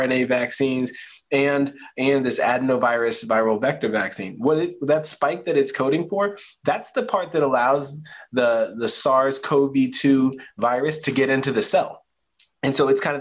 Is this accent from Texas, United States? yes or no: no; Spotsylvania County, Virginia, United States; now in Charlottesville, United States; Spotsylvania County, Virginia, nice and rural, in Central Virginia.